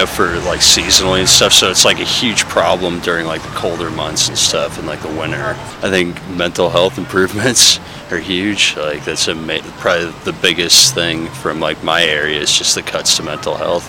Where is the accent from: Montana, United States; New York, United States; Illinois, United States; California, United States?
California, United States; now in Bloomington, United States; I haven't been here that long, so I'm from California